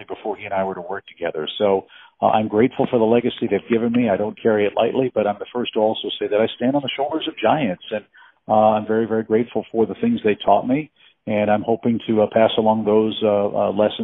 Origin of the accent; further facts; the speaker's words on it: St. Louis, Missouri, United States; also born or lived in Orlando, Florida / Chicago; now in Florida, United States; I grew up in St. Louis, Missouri